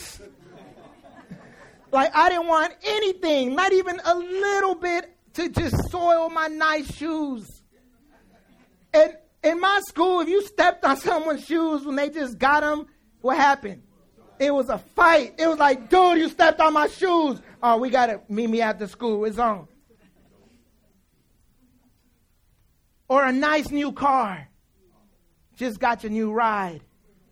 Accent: Oakland, California, United States; also born or lived in El Salvador; I moved from El Salvador when I was 4 years old. I've lived in Oakland all my life. I was raised in West Oakland.

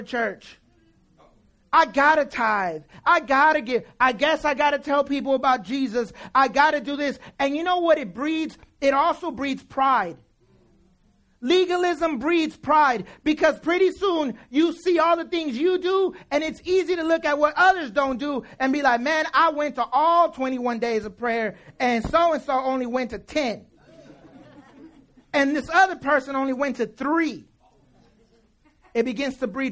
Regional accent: Oakland, California, United States; also born or lived in El Salvador; I moved from El Salvador when I was 4 years old. I've lived in Oakland all my life. I was raised in West Oakland.

